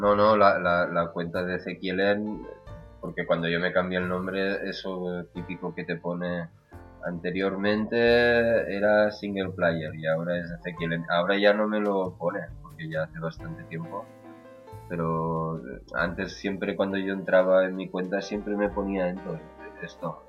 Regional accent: Catalonia, Spain; soy de Cataluña

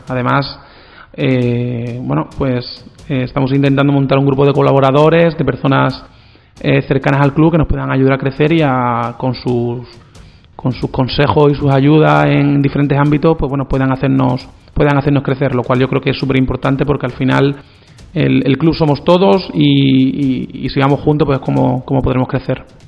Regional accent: Brenes, Andalusia, Spain; yo vengo de muy cerca porque soy de Brenes

